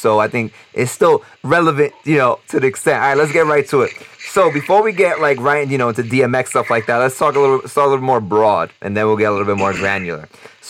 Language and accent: English; New York City, New York, United States; moved away; We're all from New York City